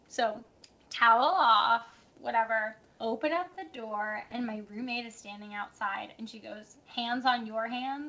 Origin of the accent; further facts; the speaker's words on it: New England, United States; I grew up in New England. I feel like that's, like, kind of New England's vibe, like, spooky.